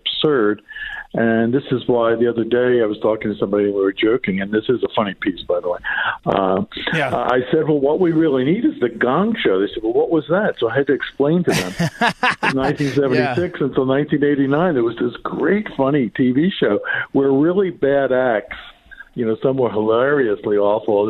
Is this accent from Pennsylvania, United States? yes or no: yes; Philadelphia, Pennsylvania, United States; my hometown of Philadelphia